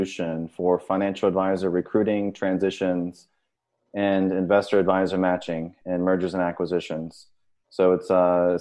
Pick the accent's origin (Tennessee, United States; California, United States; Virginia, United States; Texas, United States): Virginia, United States; Richmond; now in Miami Beach, United States; I'm originally from Richmond, Virginia